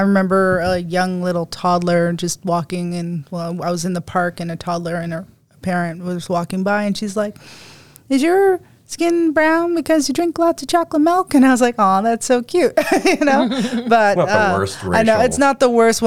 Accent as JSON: {"language": "English", "area": "Shubenacadie", "region": "Nova Scotia", "country": "Canada", "said": "I am from the East Coast. Yeah, I'm from Sipigenacadic, Nova Scotia."}